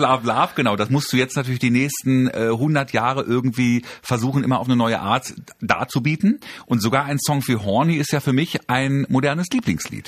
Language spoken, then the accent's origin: German; Germany; meine Eltern sind türkisch, ich bin in Deutschland geboren